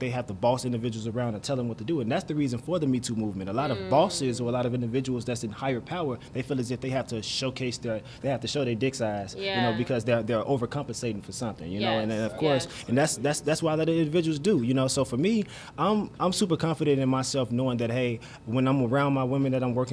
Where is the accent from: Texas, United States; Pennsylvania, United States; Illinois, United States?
Illinois, United States; Chicago; I'm from Chicago